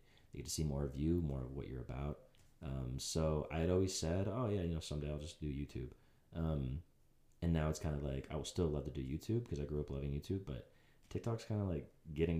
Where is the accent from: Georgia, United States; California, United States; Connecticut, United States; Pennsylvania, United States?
Pennsylvania, United States; Pittsburgh; also born or lived in Huntington Beach; So I come from Pittsburgh, as we said.